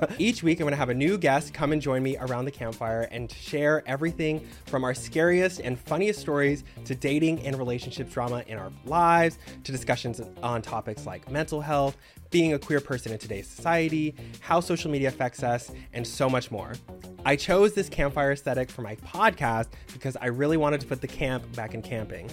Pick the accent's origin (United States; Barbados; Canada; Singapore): United States; Texas; moved away; growing up in Texas